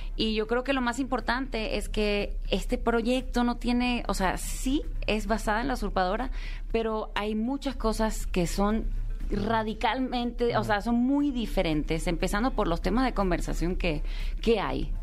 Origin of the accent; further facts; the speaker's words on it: United States; estaba y me crié en los Estados Unidos